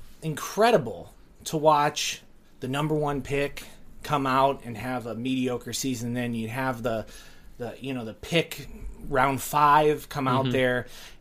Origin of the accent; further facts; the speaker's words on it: Detroit, Michigan, United States; also born or lived in Ohio; Yes, I grew up in a suburb of Detroit, Michigan. But to two parents who came from Ohio, I was born in Ohio.